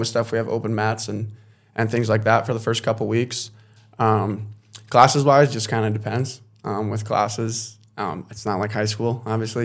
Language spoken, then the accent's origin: English; Casper, Wyoming, United States; also born or lived in Minot, North Dakota; I grew up here in Castro, Wyoming